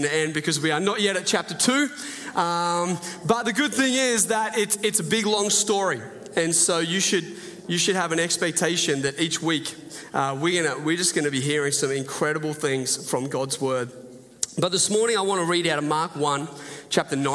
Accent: Port Macquarie, New South Wales, Australia; moved away as an adult; I grew up in, did the most of my growing up in Port Macquarie

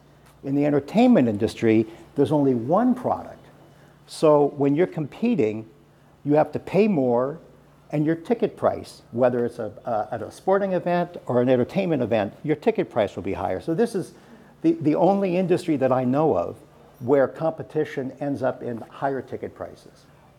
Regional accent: Palo Alto, California, United States; And now I'm from Palo Alto.

